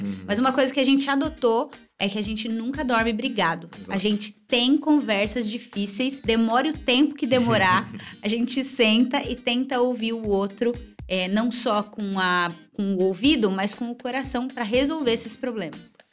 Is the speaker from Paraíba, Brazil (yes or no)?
no; Bragança Paulista, São Paulo, Brazil; E nós somos de Bragança Paulista